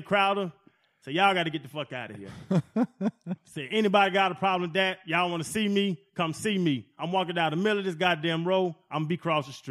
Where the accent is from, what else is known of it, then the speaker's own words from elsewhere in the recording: Atlanta, Georgia, United States; I'm from Atlanta.